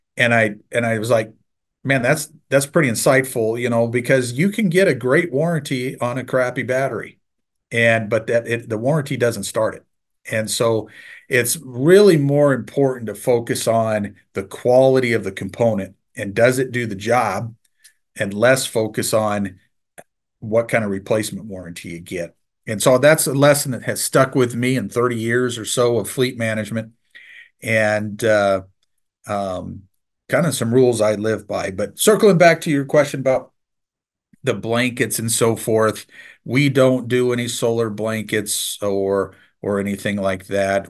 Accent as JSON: {"language": "English", "region": "Nebraska", "country": "United States", "said": "I'm from Nebraska, so I'm a diehard Husker fan"}